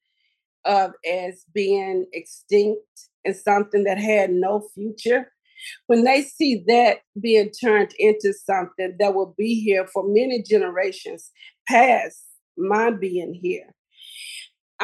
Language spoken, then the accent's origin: English; Helena-West Helena, Arkansas, United States; my hometown community of Helena, West Helena, Arkansas